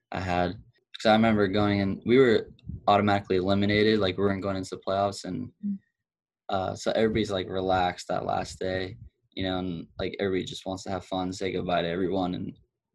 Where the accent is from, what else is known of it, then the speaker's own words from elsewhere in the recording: Tampa, Florida, United States; I'm from Tampa, Florida.